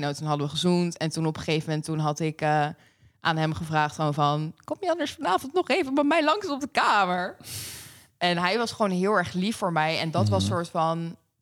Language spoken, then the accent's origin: Dutch; Pijnacker, South Holland, Netherlands; moved away as an adult; now in The Hague, Netherlands; ik kom oorspronkelijk uit Pain City. Pijnakker. daar heb ik uh, tot mijn 21ste